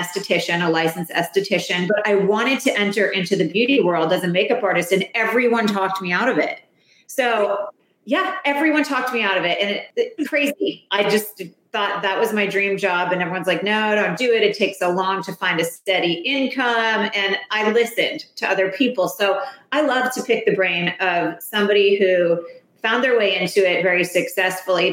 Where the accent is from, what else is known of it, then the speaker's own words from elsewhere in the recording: East Coast, United States; now in Palm Springs, United States; I'm an East Coast girl.